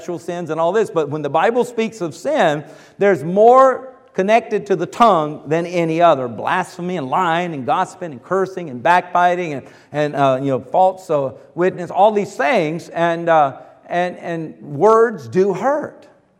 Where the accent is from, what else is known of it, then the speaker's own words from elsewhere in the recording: the South, South Carolina, United States; moved away; Now, I grew up in the South. I mean, the South of the South